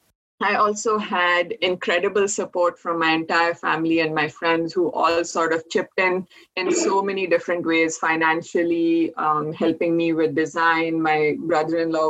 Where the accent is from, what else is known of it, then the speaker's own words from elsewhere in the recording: India; moved away as an adult; also born or lived in Orono, Maine / upstate New York; now in Vermont, United States; I grew up in India, and I moved to University of Maine in Orono to get my first Master of Science degree in biochemistry